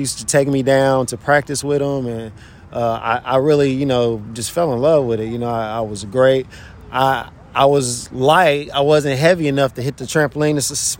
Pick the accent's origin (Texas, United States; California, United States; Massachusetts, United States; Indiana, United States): Indiana, United States; Indianapolis; I'm from Indianapolis, Indiana.